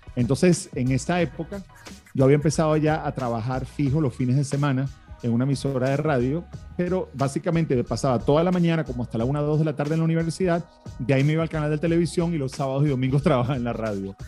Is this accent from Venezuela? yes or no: yes; Venezuela; also born or lived in Miami, United States; now in United States; se establecieron en Venezuela, donde yo nací y me crié. Y bueno, hace 20 años vine a Estados Unidos